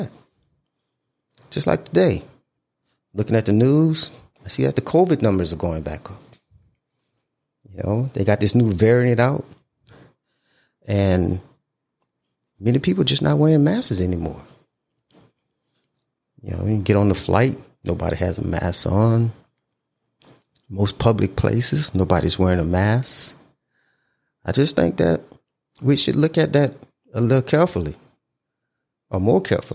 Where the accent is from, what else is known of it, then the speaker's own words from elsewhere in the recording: Houma, Louisiana, United States; moved away as an adult; my hometown